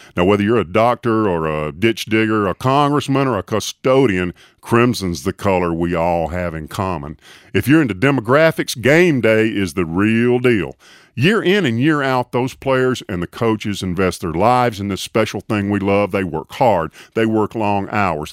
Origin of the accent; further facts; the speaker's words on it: Tuscaloosa, Alabama, United States; Tuscaloosa, my hometown.